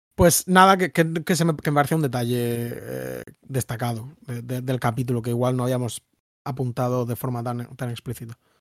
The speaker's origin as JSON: {"language": "Spanish", "town": "Murcia", "region": "Region of Murcia", "country": "Spain", "said": "yo, que soy de Murcia, que es un sitio de donde se va la gente"}